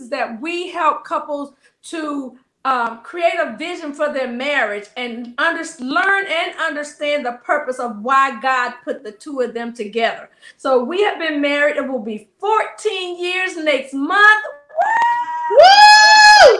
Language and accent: English; the South, United States; I'm from the South